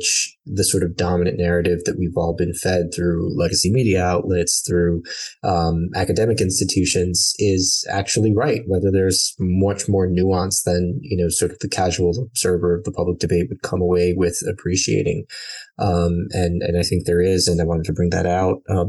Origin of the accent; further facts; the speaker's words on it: New York, United States; also born or lived in Brooklyn / Long Island; I am born and raised in New York, originally from Brooklyn, born in the mid-80s, so lived in Brooklyn through the end of the 80s into the mid-90s when my family decided to move out to Long Island